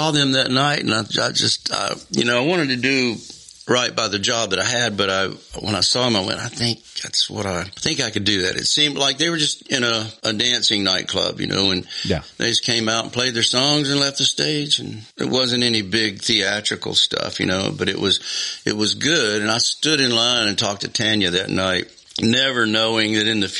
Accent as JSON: {"language": "English", "region": "Mississippi Gulf Coast", "country": "United States", "tie": "born or raised there", "also_born_or_lived": "Newton, Mississippi / Vancleave, Mississippi", "said": "Uh, I was born in Newton. You were born in Newton, Newton, Mississippi, and I was delivered by Doctor Todd. And I, and I, didn't stay there long. We moved down south to the coast uh, when I was maybe three years old."}